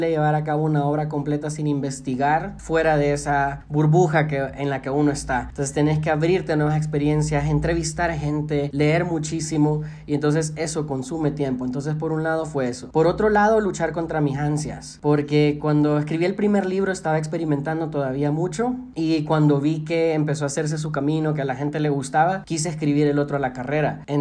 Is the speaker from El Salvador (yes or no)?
yes; El Salvador; fue el autodescubrimiento en cuanto a mi identidad como salvadoreño.